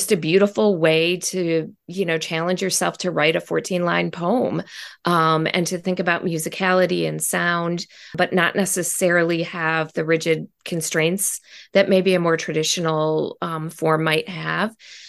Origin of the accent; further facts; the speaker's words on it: Detroit, Michigan, United States; Yeah, well, I grew up mostly in Detroit